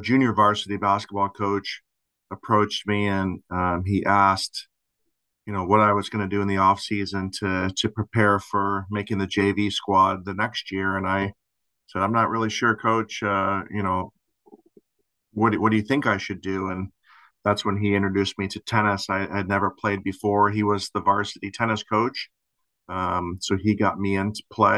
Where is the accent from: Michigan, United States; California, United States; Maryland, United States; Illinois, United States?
Michigan, United States; Lansing; I grew up in Lansing, Michigan